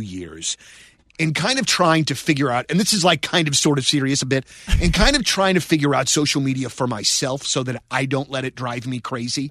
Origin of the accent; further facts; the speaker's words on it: St. Louis, Missouri, United States; we grew up here in Saint Louis